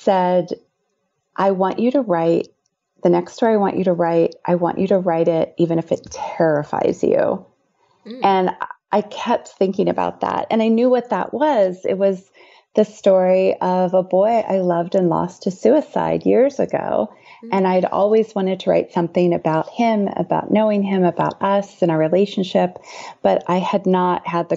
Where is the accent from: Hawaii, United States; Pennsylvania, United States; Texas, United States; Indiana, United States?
Indiana, United States; I've written a memoir about my high school years growing up in Indiana